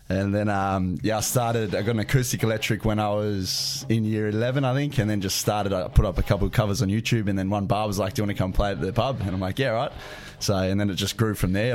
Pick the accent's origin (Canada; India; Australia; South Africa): Australia; Canberra, Australian Capital Territory; I grew up on the farm. Yep. Uh, just outside Canberra